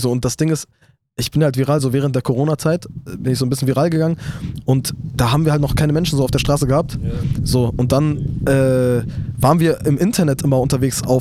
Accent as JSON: {"language": "German", "country": "Iraq", "said": "Dann zwischendurch war ich sogar Nationalspieler vom Irak, also von meiner Heimat, wurde ich eingeladen."}